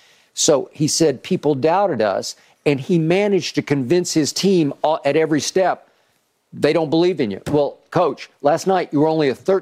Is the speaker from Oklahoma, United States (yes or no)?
yes; Oklahoma, United States; I get the Big 12 because I grew up in Oklahoma fan, and it used to be the Big Eight.